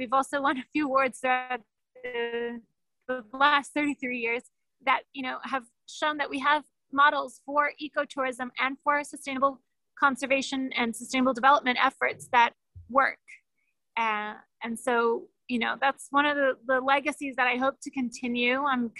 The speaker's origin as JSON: {"language": "English", "country": "Ecuador", "said": "I mean, we are from Ecuador. I speak like an American, but I'm from here."}